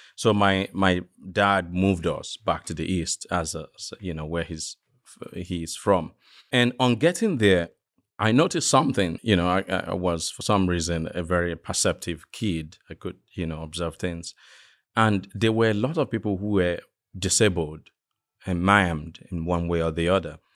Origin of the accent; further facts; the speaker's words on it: western Nigeria, Nigeria; moved away; I grew up in the West, uh, of Nigeria